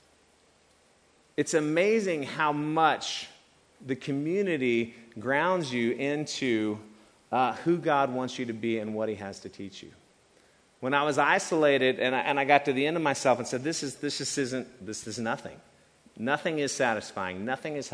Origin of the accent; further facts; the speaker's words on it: East Tennessee, United States; moved away; I grew up in East Tennessee in a small town